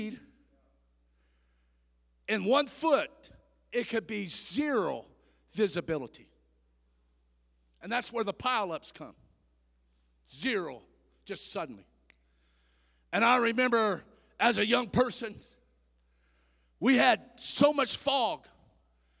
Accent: San Joaquin Valley, California, United States; I grew up in San Joaquin Valley.

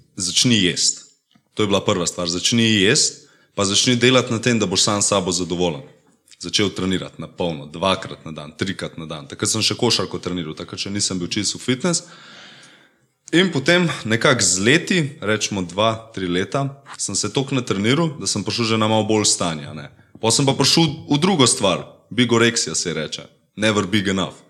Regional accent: Kamnik, Central Slovenia, Slovenia; prihajam iz Kamnika, imam 19 let

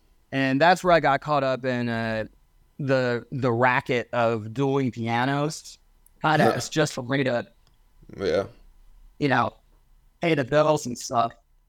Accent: Lancaster, Pennsylvania, United States; I'm originally from Lancaster, Pennsylvania, so.

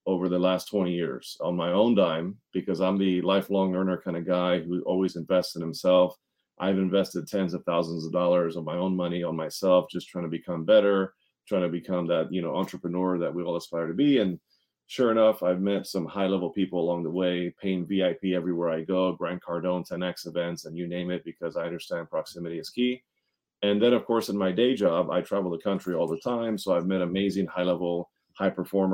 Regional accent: Montgomery County, Maryland, United States; also born or lived in Washington, D.C.; I was born in Washington, D.C., but I was raised in Montgomery County, Maryland

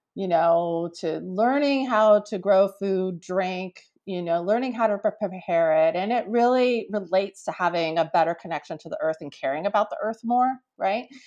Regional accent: East Bay, California, United States; I'm a California native, right? I grew up in the East Bay

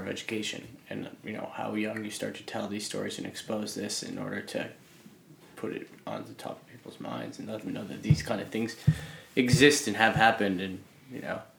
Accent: Thornhill, Ontario, Canada; And I grew up in Thornhill, which was a very Jewish community

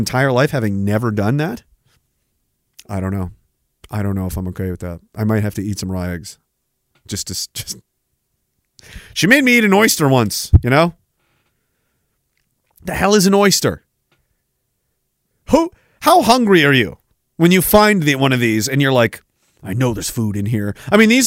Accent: East Coast, Canada; I'm from the East Coast

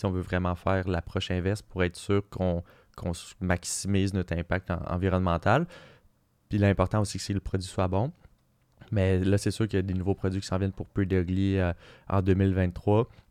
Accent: Quebec, Canada; on est on est super créatif au Québec

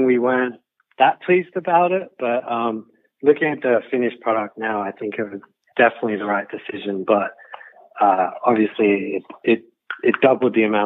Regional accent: Kurrajong, New South Wales, Australia; moved away as an adult; also born or lived in Sydney / Tokyo / London; I was born in Sydney and I spent a good part of my early life growing up in Kurrajong

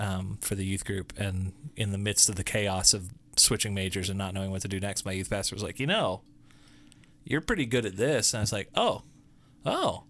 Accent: Pittsburgh, Pennsylvania, United States; I am born and raised in Pittsburgh. Pittsburgh boy

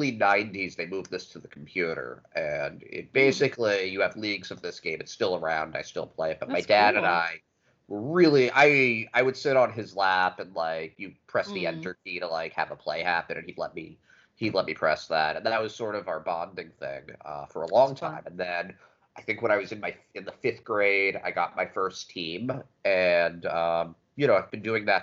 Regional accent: Acton, Massachusetts, United States; I'm from Acton, which is like suburban Massachusetts

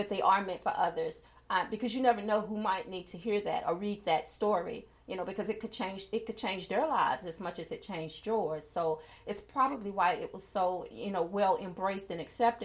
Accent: the South, United States; growing up in the South and as a woman of color

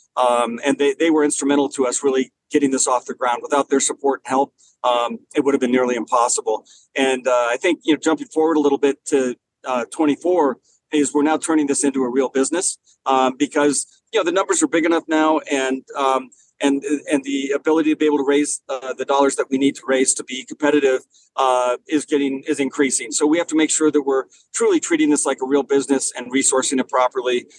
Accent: Los Angeles, California, United States; moved away; I grew up in Los Angeles, but my mom was from from the Denver area

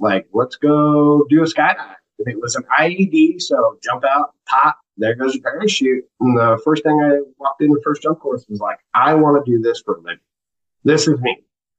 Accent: Springfield, Missouri, United States; I'm from Springfield, Missouri, originally

